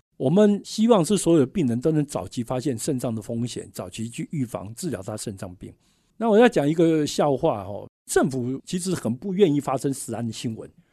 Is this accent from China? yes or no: no; Taiwan; 我们台湾人